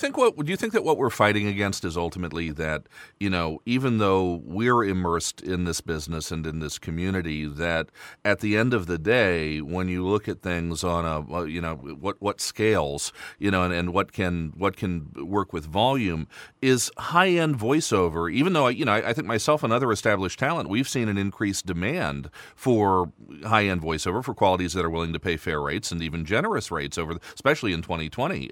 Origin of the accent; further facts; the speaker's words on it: United States; now in Luxembourg; I'm from the States